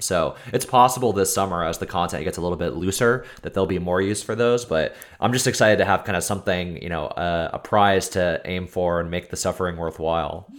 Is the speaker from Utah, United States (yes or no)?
no; Texas, United States; accent: American; I'm from Texas